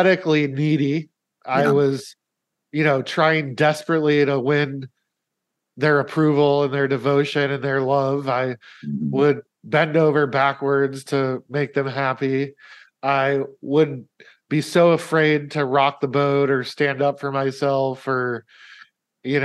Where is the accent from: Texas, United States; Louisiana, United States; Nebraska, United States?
Nebraska, United States; Omaha; I was living in Omaha, which is my hometown